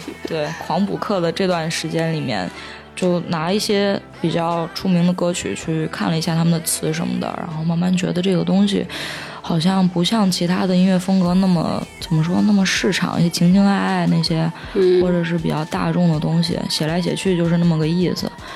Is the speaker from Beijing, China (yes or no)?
no; Xi'an, Shaanxi, China; 我也是西安人嘛